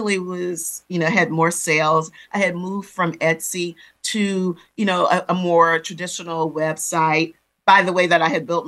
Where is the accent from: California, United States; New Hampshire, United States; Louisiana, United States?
Louisiana, United States; New Orleans; I'm a girl of the Gulf Coast, born and raised in New Orleans.